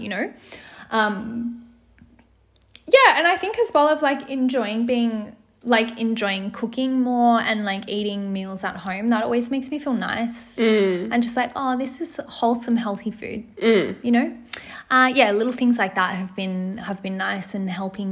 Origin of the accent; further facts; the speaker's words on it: Sydney, New South Wales, Australia; I was from Mount Druitt. I lived there my whole life.